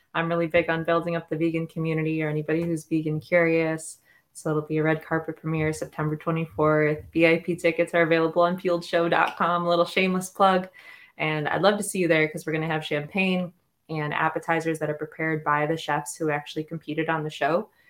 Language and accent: English; Detroit, Michigan, United States; now in Venice Beach, United States; I grew up in Michigan